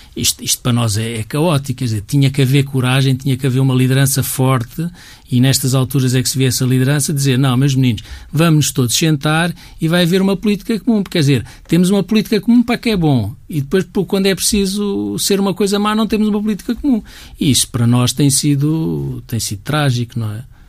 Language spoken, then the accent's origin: Portuguese; Portugal; todos nós somos portugueses, todos nós temos um bocadinho este ADN